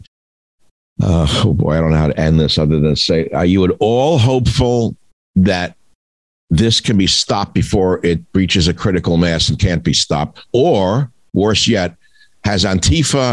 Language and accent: English; New York, United States; I'm Jewish from New York